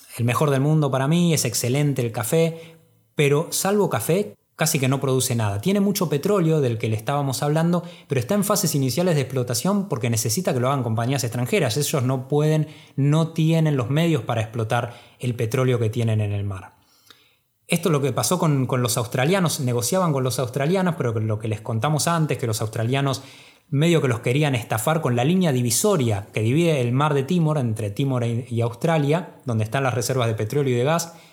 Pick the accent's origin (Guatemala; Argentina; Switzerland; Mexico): Argentina; nosotros como argentinos